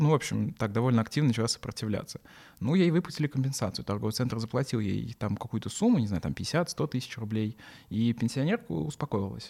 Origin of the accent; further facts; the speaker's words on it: Samara, Samara Oblast, Russia; в Самаре той же, откуда я, э, ну, из, в которой, которую я безумно люблю, откуда я родом